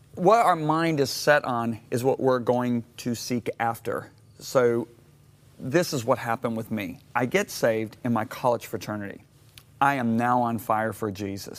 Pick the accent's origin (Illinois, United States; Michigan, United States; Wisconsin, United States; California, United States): Michigan, United States; moved away; also born or lived in Dallas, Texas; I grew up in Michigan